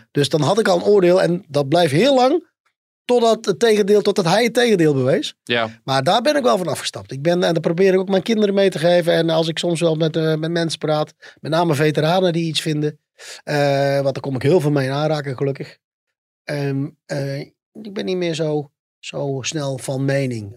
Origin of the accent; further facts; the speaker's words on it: North Brabant, Netherlands; bij ons in Brabant